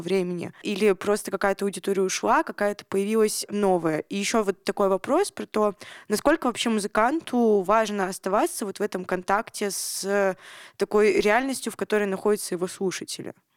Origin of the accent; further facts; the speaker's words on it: Nizhny Tagil, Sverdlovsk Oblast, Russia; Я тоже из Нижнего Тагила